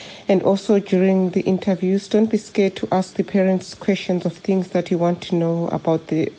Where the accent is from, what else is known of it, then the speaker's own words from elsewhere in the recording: Cape Town, Western Cape, South Africa; I'm from Cape Town.